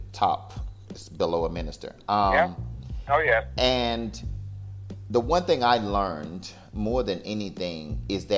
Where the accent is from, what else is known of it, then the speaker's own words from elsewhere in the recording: United States; moved away as an adult; now in Cancun, Mexico; I'm an American.